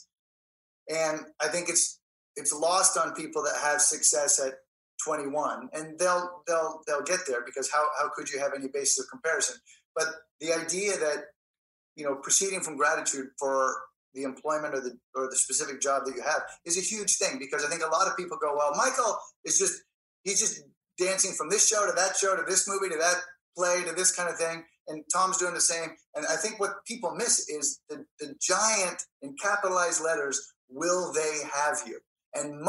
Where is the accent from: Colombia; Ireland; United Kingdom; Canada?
Canada; moved away; I'm Canadian